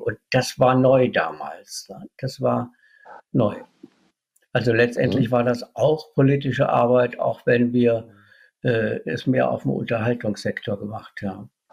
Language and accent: German; Idar-Oberstein, Rhineland-Palatinate, Germany; moved away as an adult; now in Cologne, Germany; Wo ich herkomme, das ist aus Kirchenbollenbach, das liegt bei Mittelbollenbach und Nahbollenbach